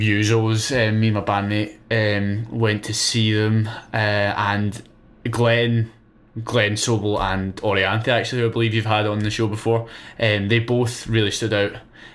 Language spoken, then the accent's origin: English; Glasgow, Scotland, United Kingdom; We're all from Glasgow and the surrounding areas.